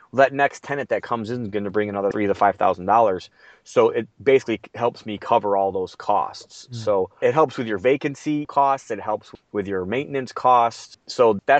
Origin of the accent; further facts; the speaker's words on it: Midwest, United States; I'm from the Midwest